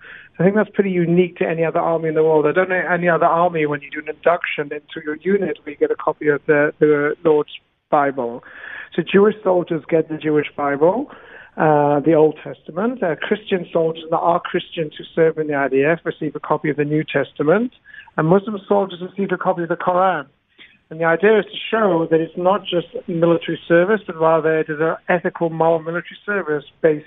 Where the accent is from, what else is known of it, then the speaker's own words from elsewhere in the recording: United Kingdom; accent: Pommy; also born or lived in South Africa; I grew up in the United Kingdom and South Africa, so I hope you could understand my Pommy accent without the colonial dialect translation.